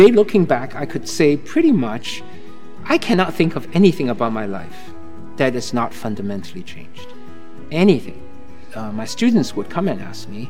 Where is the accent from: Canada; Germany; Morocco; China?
China; also born or lived in Southeast Asia / Cambridge, Massachusetts; now in Falmouth, United States; growing up in China